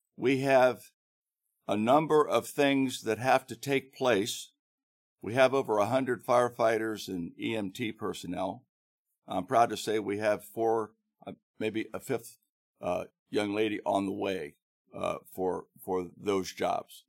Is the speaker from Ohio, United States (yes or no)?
yes; Grandview, Ohio, United States; also born or lived in Thailand; now in Hilliard, United States; When I was growing up in Grandview, um, and was in high school